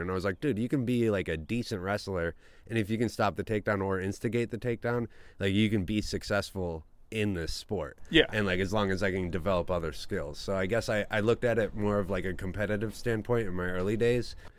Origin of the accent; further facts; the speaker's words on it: Rhinelander, Wisconsin, United States; also born or lived in Culver City, California; I was born in Culver City, California, but then I moved oh. to Rhinelander, Wisconsin, because uh, my dad, my birth father, got a job out there. Um, so he we moved out there when I was young.